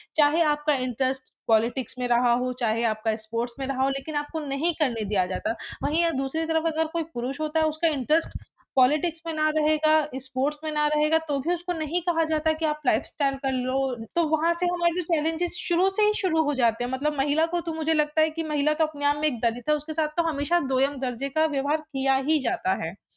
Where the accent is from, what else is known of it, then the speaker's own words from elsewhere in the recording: Delhi, India; मैं एक ऐसी कम्युनिटी में पड़ी पली बड़ी हूँ जो दिल्ली के अंबेडकर नगर है